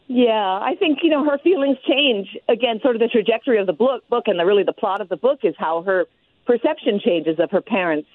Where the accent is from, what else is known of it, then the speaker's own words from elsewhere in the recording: Hawaii, United States; I grew up in Hawaii